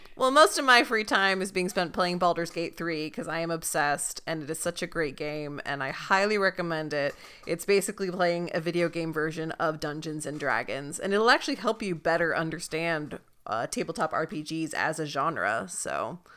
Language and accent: English; Salinas, California, United States; I am from the Salinas, Monterey area